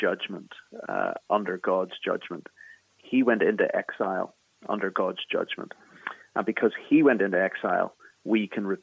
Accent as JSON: {"language": "English", "town": "Belfast", "region": "Northern Ireland", "country": "United Kingdom", "accent": "Irish", "moved": "as an adult", "lives_now": "Philadelphia, United States", "said": "I'm from Belfast in the north of Ireland, in Northern Ireland"}